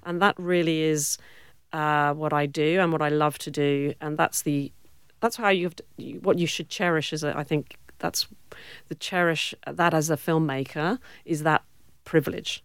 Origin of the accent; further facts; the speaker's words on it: Cornwall, South West England, United Kingdom; accent: British; moved away as an adult; also born or lived in Warwick, England; now in Western Australia, Australia; I grew up in Cornwall